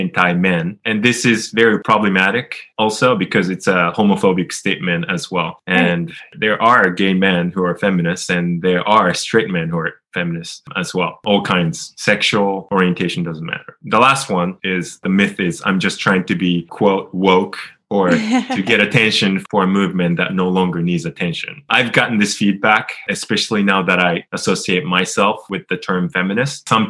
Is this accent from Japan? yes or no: yes; Japan; I changed my name in Japan, which is my home country